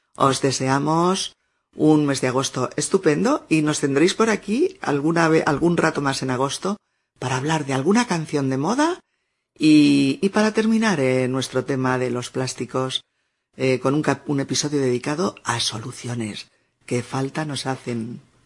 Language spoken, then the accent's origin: Spanish; Castilla-La Mancha, Spain; mi pueblo cuando yo era pequeña en La Mancha